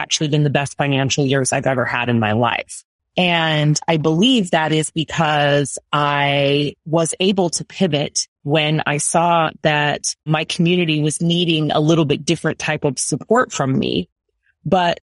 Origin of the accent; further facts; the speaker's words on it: United States; I'm American